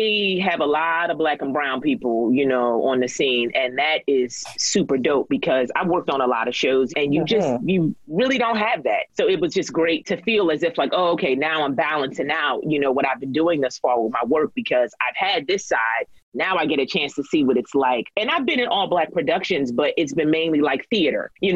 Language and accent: English; Philadelphia, Pennsylvania, United States; also born or lived in Lancaster, Pennsylvania; I was raised in Philadelphia. We moved there when I was about like five or so and grew up in Philly.